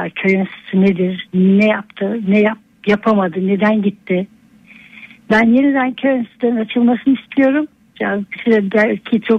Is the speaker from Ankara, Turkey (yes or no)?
yes; Ankara, Turkey; moved away as an adult; also born or lived in Europe; Doğup büyüdüğüm yere geldim yeni mahalleye.